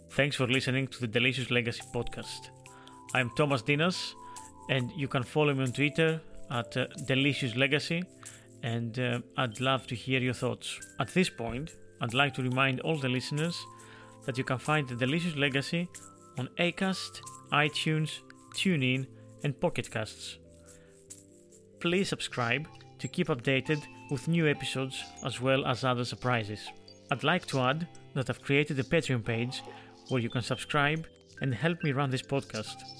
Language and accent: English; Greece; in Greece, in my hometown